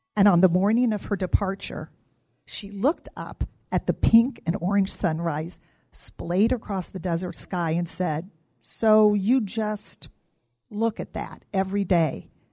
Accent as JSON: {"language": "English", "region": "Midwest", "country": "United States", "tie": "born or raised there", "moved": "as an adult", "lives_now": "Arizona, United States", "said": "I grew up in the Midwest, and after graduating college, moved to Arizona for a job"}